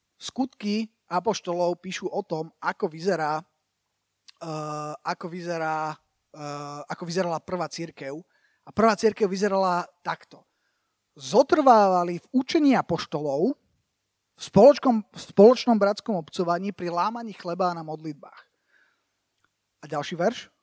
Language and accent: Slovak; Slovakia; moved away as an adult; also born or lived in United States; som obrátil v Amerike, ale potom som sa vrátil na Slovensko